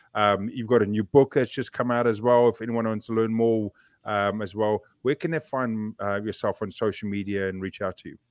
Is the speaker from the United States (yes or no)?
no; South Africa; now in New Zealand; I grew up in that society